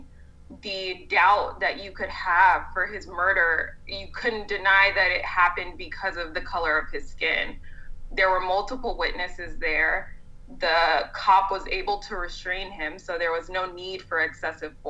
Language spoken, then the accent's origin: English; California, United States; moved away as an adult; now in Madison, United States; I grew up in California